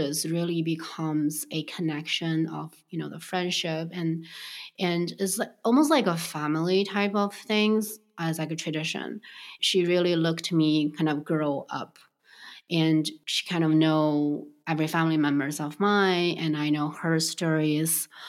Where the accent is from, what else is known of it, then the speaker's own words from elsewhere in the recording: Beijing, China; moved away; I grew up in Beijing